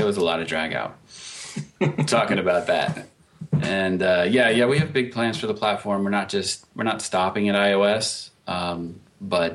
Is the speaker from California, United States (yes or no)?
no; Louisiana, United States; moved away as an adult; also born or lived in New York; now in Seattle, United States; I'm from Louisiana via New York